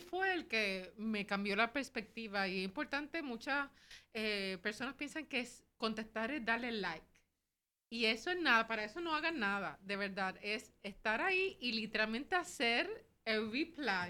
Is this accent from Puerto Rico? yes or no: yes; Puerto Rico; soy boricua también, aquí estamos desde San Juan